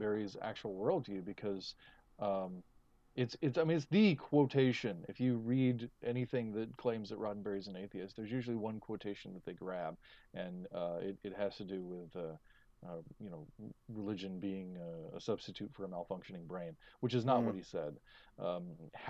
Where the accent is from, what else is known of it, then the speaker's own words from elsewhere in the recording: Texas, United States; as a Texan